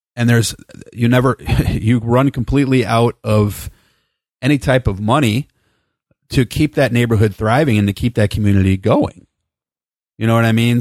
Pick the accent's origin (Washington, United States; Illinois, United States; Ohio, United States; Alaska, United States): Illinois, United States; South Holland; now in Bakersfield, United States; I was born in South Holland in nineteen seventy-four